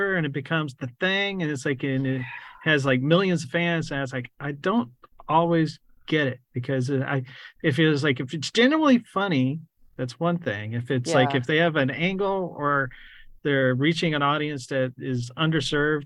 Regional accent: San Antonio, Texas, United States; also born or lived in New Braunfels, Texas; now in Austin, United States; I grew up really in New Braunfels and San Antonio

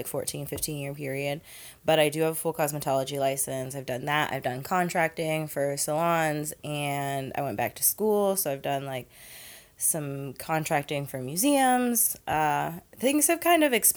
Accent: Ohio, United States; moved away as an adult; now in New Orleans, United States; I am originally from Ohio, and I started there with a cosmetology license something like 14 years ago

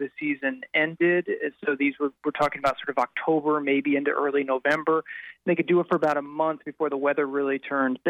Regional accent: St. Louis, Missouri, United States; I'm from St. Louis

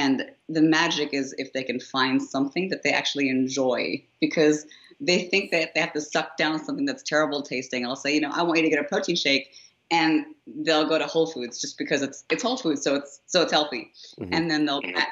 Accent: India; I come from a place where, you know, as an Indian, for instance, you know, women are not culturally attuned to wanting to get big

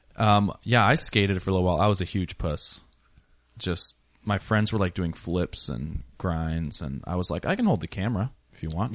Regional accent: Washington, United States; now in Portland, United States; I'm a Seahawks fan, I'm from Washington

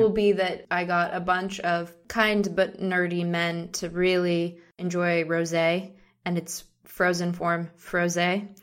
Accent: Seattle, Washington, United States; we're from Seattle.

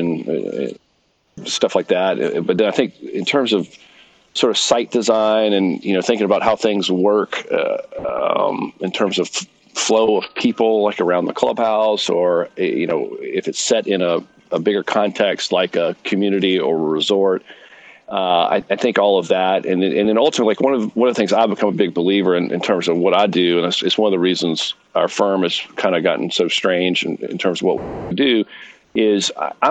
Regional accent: Greenville, South Carolina, United States; also born or lived in Providence, Rhode Island; I am from Greenville, South Carolina

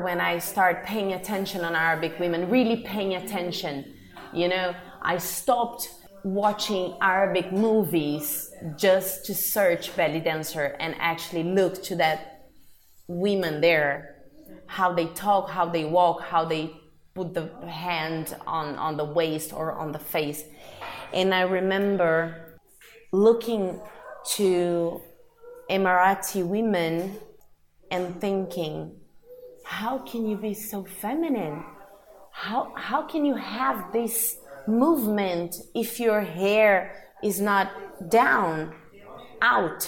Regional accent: Brazil; moved away; I'm from Brazil

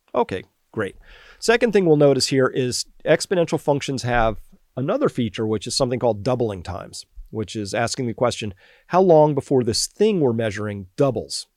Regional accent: Massachusetts, United States; I'm from Massachusetts

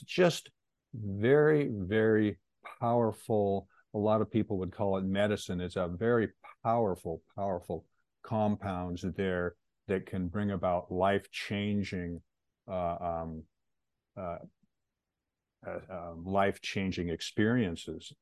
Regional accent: Pacific Northwest, United States; also born or lived in Seattle; I was born and raised in the Pacific Northwest

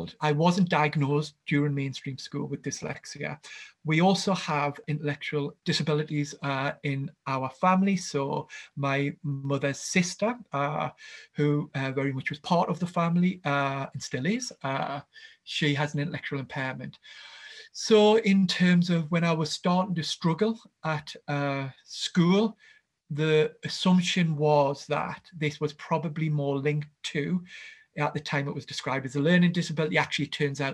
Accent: Gateshead, North East England, United Kingdom; I grew up in a town called Gateshead, which is just next to Newcastle.

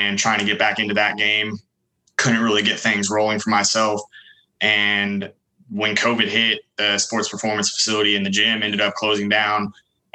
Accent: Dallas, Texas, United States; I was born and raised in the Dallas, Texas area, kind of in the northern towns, Carrollton, Denton, Louisville, Flower Mound

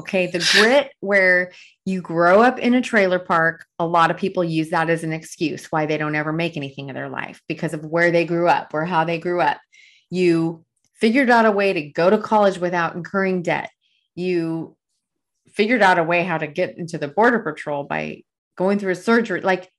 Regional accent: El Paso, Texas, United States; My hometown.

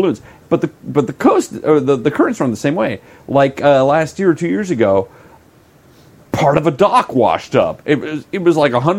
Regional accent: Oregon, United States; Growing up in Oregon

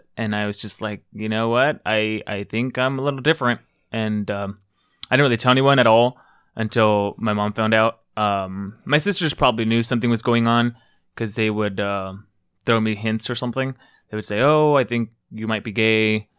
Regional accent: South Gate, California, United States; I grew up in Southgate. I don't know if you guys know where that is. It's close to Downey.

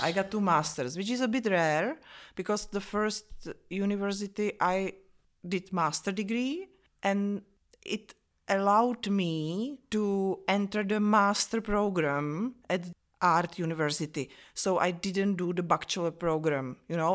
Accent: Vyškov, South Moravian Region, Czechia; English is a second language; also born or lived in Olomouc / Brno; now in Prague, Czech Republic; I was born in Vyškov. It's a small town between, uh, Brno and Olomouc in Moravia in Czech Republic

